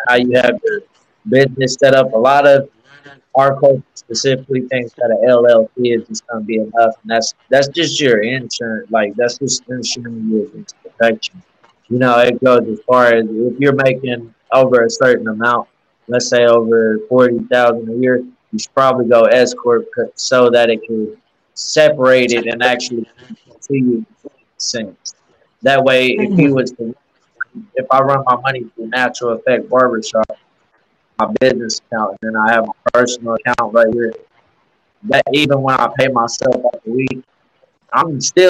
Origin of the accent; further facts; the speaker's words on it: Norman, Oklahoma, United States; now in Oklahoma City, United States; I was born and raised in Norman. I currently live in Oklahoma City.